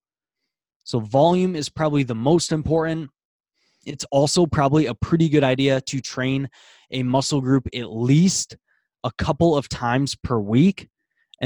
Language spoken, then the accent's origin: English; Iowa, United States; I am from America, Iowa, United States